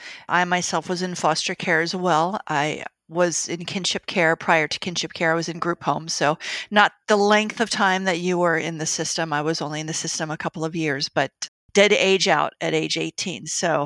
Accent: North Carolina, United States; also born or lived in Maryland; I was born in Maryland, but lived in North Carolina. People up north thought I was from the South and people down South figured I was from the North.

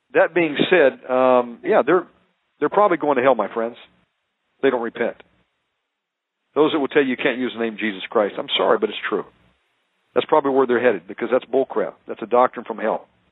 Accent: United States; I'm American

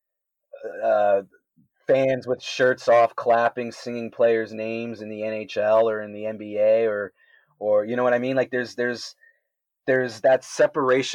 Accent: Canada

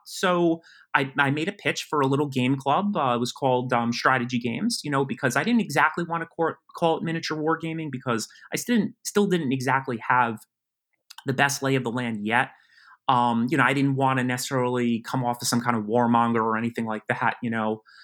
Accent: West Harrison, New York, United States; I grew up in Westchester County, New York. Um, I grew up in a, a town called West Harrison.

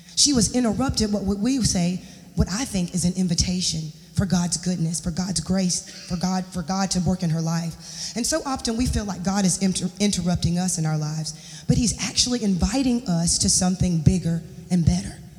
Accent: Charlotte, North Carolina, United States; moved away; I'm gonna go back home. I'm from Charlotte. I'm gonna go back home. I'm gonna stay with my mom and my dad

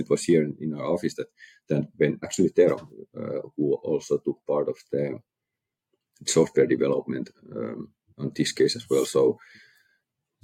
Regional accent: Finland; we are from Finland

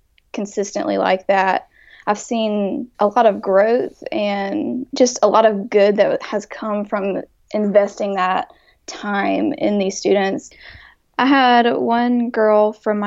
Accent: Jackson, Mississippi, United States; I grew up here in Jackson, Mississippi.

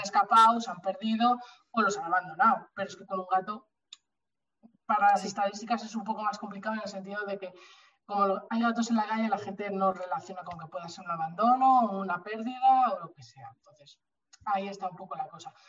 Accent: Bilbao, Basque Country, Spain; moved away as an adult; now in Madrid, Spain; yo soy de Bilbao, pero me mudé a Madrid

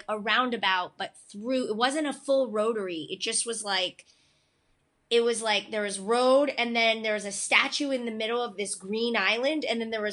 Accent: Cooperstown, New York, United States; moved away as an adult; also born or lived in South Korea; now in Los Angeles, United States; I'm originally from Cooperstown, New York

